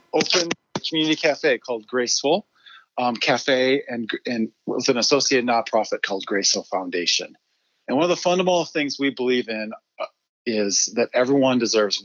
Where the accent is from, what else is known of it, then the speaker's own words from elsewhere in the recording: Michigan, United States; also born or lived in Uganda; now in Littleton, United States; I grew up in Michigan, and I was a PK